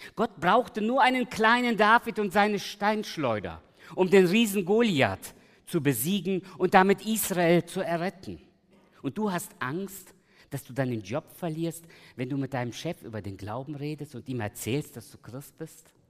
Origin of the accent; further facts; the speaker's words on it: Germany; also born or lived in Giessen / Los Angeles; ich bin hier in der Großstadt aufgewachsen, meine Eltern kamen 76, 1976 nach Deutschland und ich lebe eigentlich seit damals in der Großstadt.